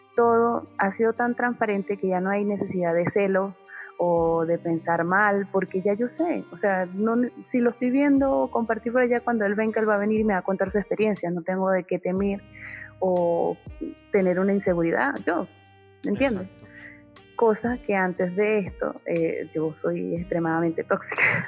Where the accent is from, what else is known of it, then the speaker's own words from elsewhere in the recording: Venezuela; moved away as an adult; nosotros somos venezolanos de nacimiento, pero habitantes de mundo. Yo salí de mi país en el 2014 y no he vuelto.